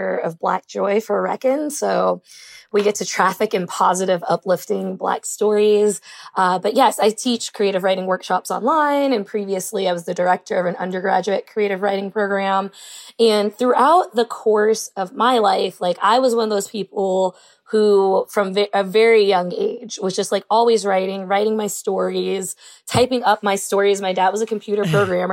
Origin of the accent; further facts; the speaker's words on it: Louisville, Kentucky, United States; moved away as an adult; also born or lived in Southern California; I'm from Louisville, Kentucky.